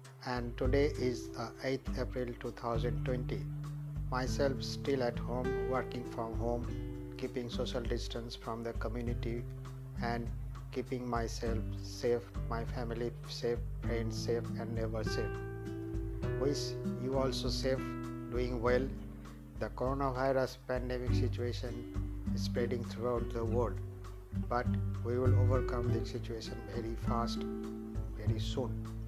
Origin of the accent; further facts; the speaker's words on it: India; from India.